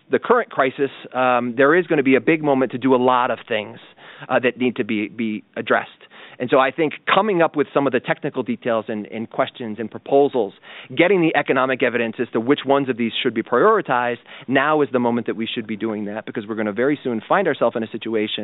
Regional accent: United States; I'm an American

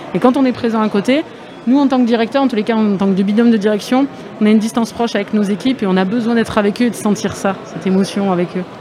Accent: Aix-en-Provence, Provence-Alpes-Côte d'Azur, France; moved away; je suis du 13 à la base. Hein. Bon, je suis pas de Arles, mais je suis d'Aix-en-Provence

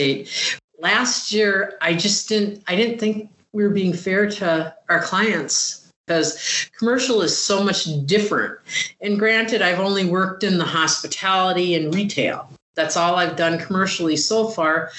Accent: Upper Peninsula of Michigan, United States; moved away as an adult; also born or lived in Lakewood

